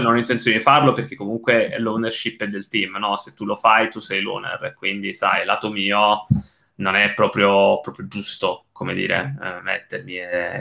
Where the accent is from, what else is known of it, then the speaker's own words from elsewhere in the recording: Italy; moved away as an adult; now in England, United Kingdom; sono emigrato dall'Italia, um, io, so, io, sono basato in Inghilterra